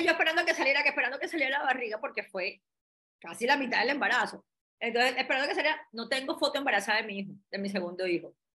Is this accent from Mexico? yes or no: no; Cartagena, Bolívar, Colombia; moved away as an adult; also born or lived in Bogotá; me fui para Cartagena, yo soy de Cartagena